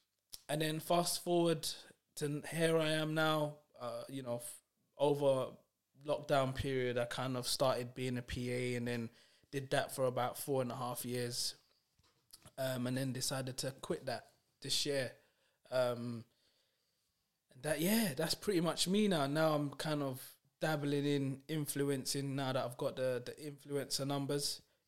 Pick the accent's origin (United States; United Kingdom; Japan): United Kingdom; London; So I was born on June the 14th, 1998. That makes me 25 years old. I was born at the Royal London Hospital in Whitechapel. And I lived in Brick Lane pretty much all my life. Went to school in Bethnal Green. Secondary school was in a private school in Shadwell.